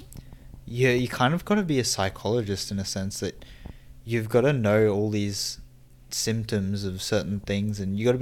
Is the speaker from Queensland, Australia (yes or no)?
yes; Cairns, Queensland, Australia; born and raised in Cairns